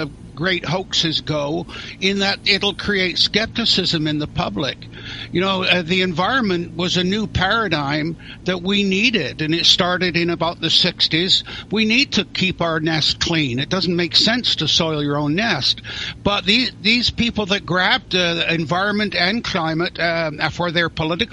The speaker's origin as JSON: {"language": "English", "area": "near Stonehenge", "region": "South West England", "country": "United Kingdom", "tie": "born or raised there", "moved": "yes", "lives_now": "Canada", "said": "I was born in England near Stonehenge"}